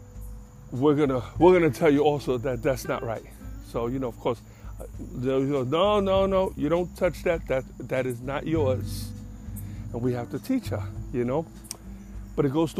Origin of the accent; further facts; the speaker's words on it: New York City, New York, United States; I'm from the Bronx